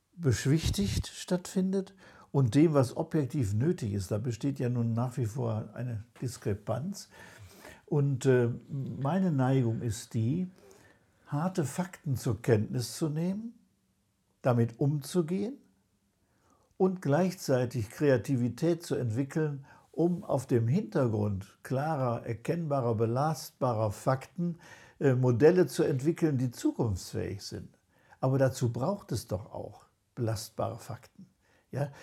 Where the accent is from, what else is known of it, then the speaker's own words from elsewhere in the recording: Germany; wir als Deutsche